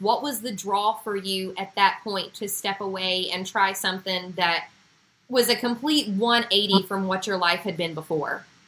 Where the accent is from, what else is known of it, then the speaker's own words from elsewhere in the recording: Huntington, West Virginia, United States; I was from Huntington, West Virginia